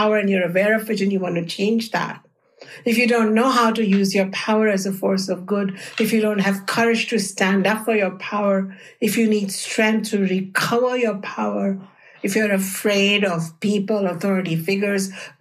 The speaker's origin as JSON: {"language": "English", "country": "India", "tie": "born or raised there", "said": "the culture that I grew up in India"}